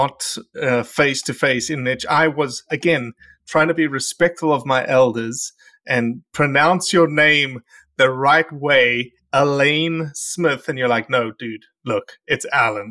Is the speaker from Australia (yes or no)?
yes; Australia; moved away as an adult; now in United States; I had to fly back to Australia to see the family.